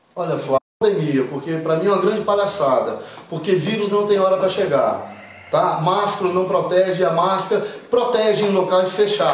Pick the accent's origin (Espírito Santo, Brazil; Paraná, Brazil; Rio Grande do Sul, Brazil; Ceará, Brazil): Espírito Santo, Brazil; Cariacica; moved away; also born or lived in Rio de Janeiro / São Paulo / United States / England; Eu sou capixaba, com muito orgulho Fui batizado no convento da Penha, moro em Jardim América, Nasci e criado em Jardim América